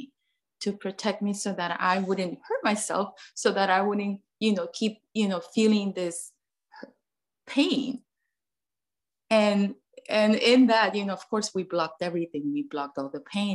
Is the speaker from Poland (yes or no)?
no; Mexico; moved away as an adult; now in United States; I grew up in Mexico, born and raised there, moved to the US when I was 18.